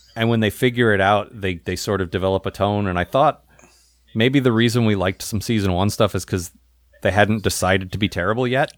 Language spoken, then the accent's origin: English; United States; as an American